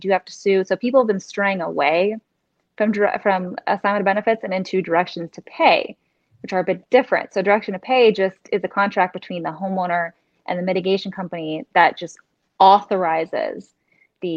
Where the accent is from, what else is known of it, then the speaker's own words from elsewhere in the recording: Orlando, Florida, United States; moved away as an adult; now in Fort Lauderdale, United States; I'm from Orlando, but I've been living in Fort Lauderdale since I became a lawyer, so over 3 years.